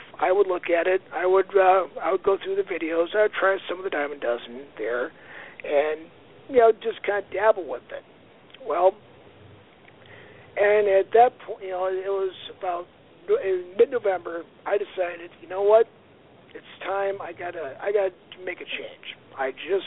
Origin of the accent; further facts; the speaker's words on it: Aberdeen, South Dakota, United States; now in Sioux Falls, United States; I grew up in Aberdeen, South Dakota